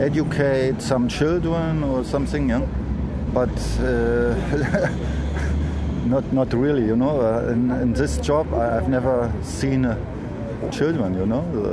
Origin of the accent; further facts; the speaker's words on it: Berlin, Germany; English is a second language; I'm from Berlin. I was born here.